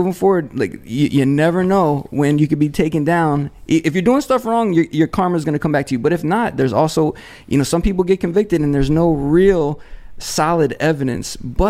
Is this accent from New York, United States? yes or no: yes; New York City, New York, United States; now in Miami, United States; I come from New York City